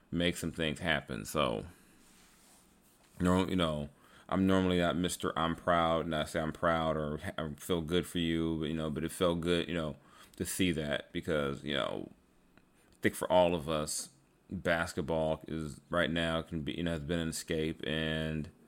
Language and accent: English; Bahamas; Growing up in the Bahamas, Kobe was that guy who made you believe. He helped me get out.